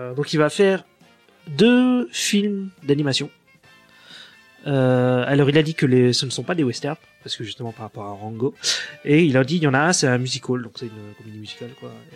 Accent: France; chez nous en France

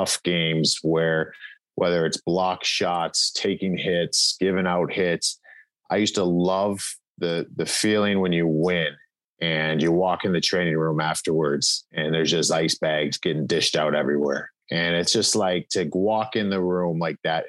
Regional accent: Cleveland, Ohio, United States; moved away; also born or lived in Western Pennsylvania; I grew up in Cleveland and there really wasn't many people from there prior.

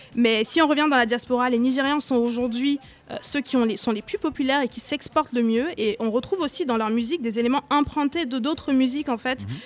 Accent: Douala, Littoral, Cameroon; moved away; j'ai grandi à Douala

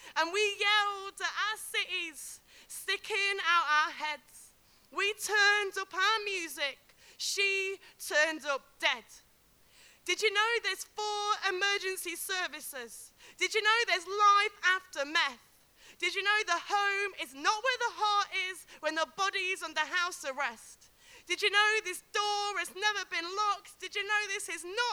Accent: Derby, East Midlands, United Kingdom; from Derby

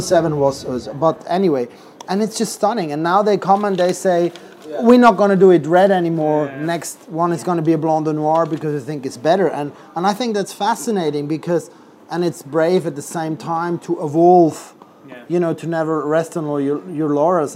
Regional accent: Switzerland; now in London, United Kingdom; I come originally from Switzerland, where I grew up in a restaurant close to the French border

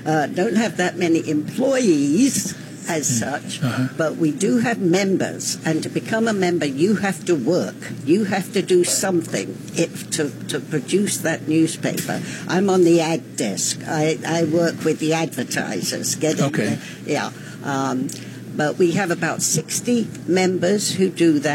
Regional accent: England, United Kingdom; now in Greenbelt, United States; I'm originally from England

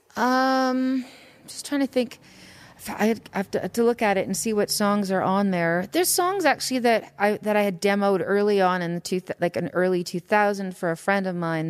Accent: Saskatoon, Saskatchewan, Canada; I grew up in Saskatoon, Saskatchewan

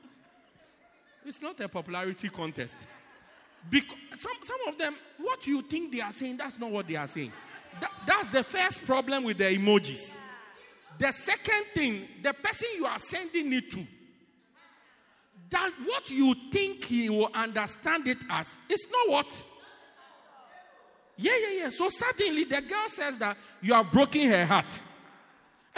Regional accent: Ghana; now in South Africa; I'm from Ghana

